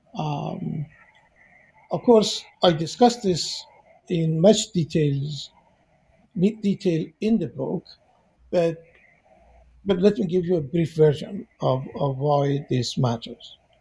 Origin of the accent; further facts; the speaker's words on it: Iran; moved away as an adult; also born or lived in Golpayegan, Iran / Tehran, Iran / United States; now in New York, United States; I was born in Iran and I uh, went through my initial education, K through 12, in various uh, small towns in Iran I graduated high school from a, a city called Golpaigan, close to Isfahan.